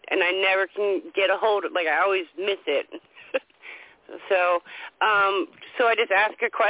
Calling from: Indialantic, Florida, United States

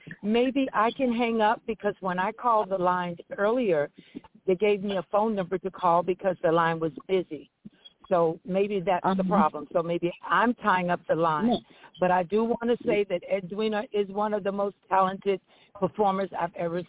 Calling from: Florida, United States; I'm calling from Florida.

